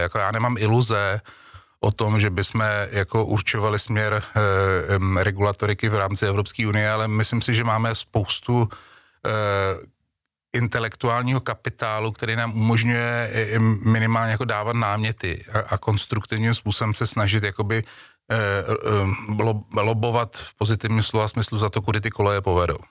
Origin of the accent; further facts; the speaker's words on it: Czechia; Češi jako, jako Češi máme národní sport